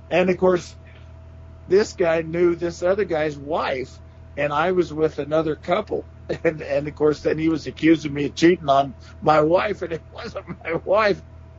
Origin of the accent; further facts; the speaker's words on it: Burns, Oregon, United States; well, I'm from Burns, Oregon.